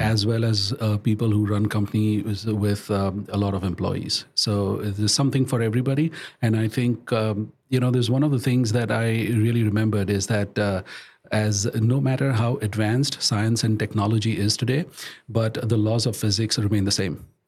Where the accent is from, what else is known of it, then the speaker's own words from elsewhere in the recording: India; moved away; I was born and brought up in India